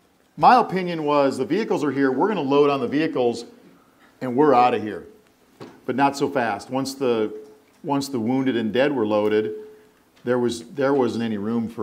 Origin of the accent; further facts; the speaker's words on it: South Dakota, United States; I grew up in South Dakota